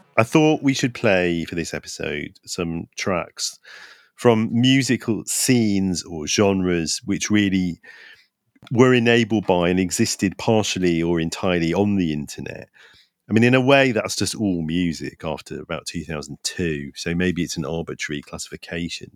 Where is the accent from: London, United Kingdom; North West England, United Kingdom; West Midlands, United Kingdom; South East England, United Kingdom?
London, United Kingdom; I was from East London